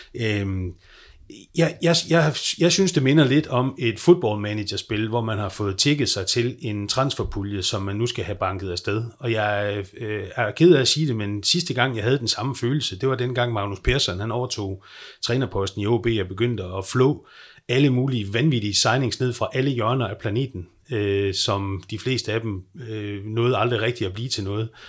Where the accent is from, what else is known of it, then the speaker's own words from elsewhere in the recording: Skagen, North Denmark Region, Denmark; also born or lived in Aalborg; jeg er vokset op i Skagen